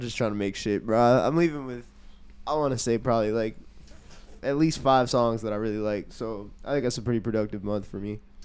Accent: New York City, New York, United States; I'm a musician. I'm from Queens, New York

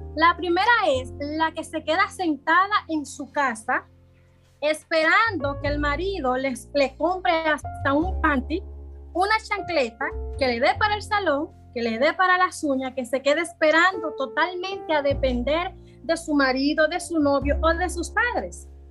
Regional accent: Santo Domingo Este, Distrito Nacional, Dominican Republic; yo soy de aquí mismo de Santo Domingo Este, yo nací en Isabelita, me crié allá mismo también

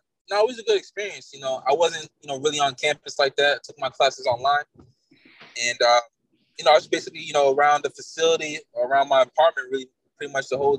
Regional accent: Billerica, Massachusetts, United States; I'm from Billerica, Mass. Pretty much grew up there. I wasn't born there, but I grew up there most of my life

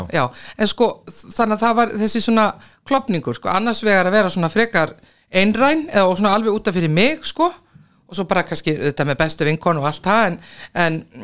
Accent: Akranes, Western Region, Iceland; ég er alveg upp sko á Akranesi og þar var náttúrulega fókbólti

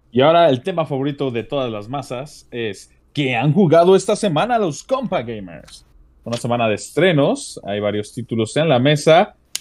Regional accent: Mexico; como mexicano uno siente, les digo, yo, yo siento bonito de ver mi país representado de buena manera

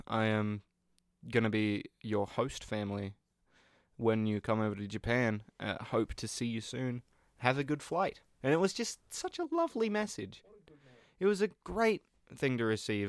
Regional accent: Australia; I'm Australian

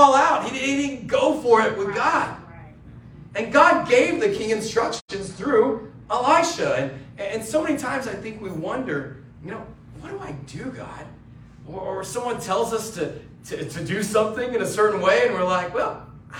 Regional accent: Georgia, United States; moved away as an adult; also born or lived in Los Angeles; I grew up next door in Georgia. And I grew up there

